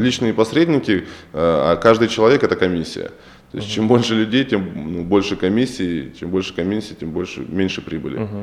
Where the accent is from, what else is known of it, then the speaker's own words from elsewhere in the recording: Ukraine; now in Russia; я сам родом с Украины